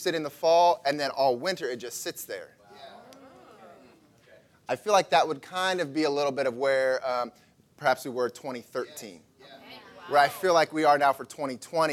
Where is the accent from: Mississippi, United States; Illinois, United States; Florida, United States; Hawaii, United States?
Illinois, United States; I grew up in Illinois, and it's farmland everywhere